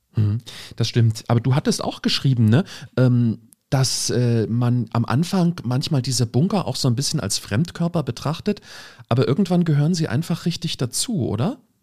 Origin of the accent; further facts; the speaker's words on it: Germany; bei uns in Deutschland